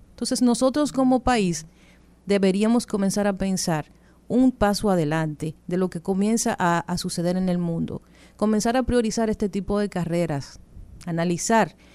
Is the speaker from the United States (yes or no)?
no; Dominican Republic; Yo creo que nosotros como República Dominicana tenemos una gran oportunidad.